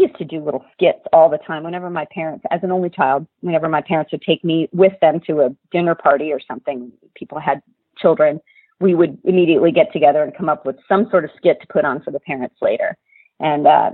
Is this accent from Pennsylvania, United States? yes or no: yes; Lancaster, Pennsylvania, United States; moved away; the community where I grew up. I'm from Lancaster, Pennsylvania.